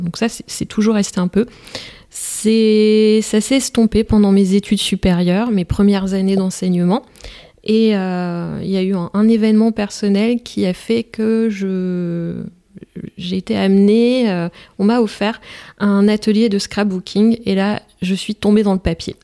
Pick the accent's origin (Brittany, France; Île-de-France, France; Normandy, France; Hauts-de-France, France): Hauts-de-France, France; Merville; je suis originaire d'une commune des Flandres